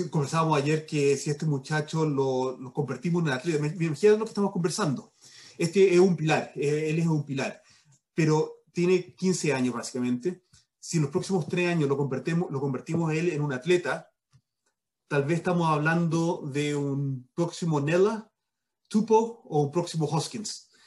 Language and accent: Spanish; Chile; demos cuenta la influencia que tenemos como chileno en Nueva Zelanda